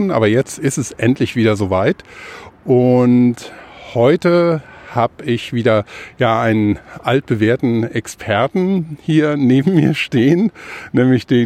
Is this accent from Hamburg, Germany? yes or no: yes; Hamburg, Germany; Du bist ja auch Hamburger. Ich bin Hamburger.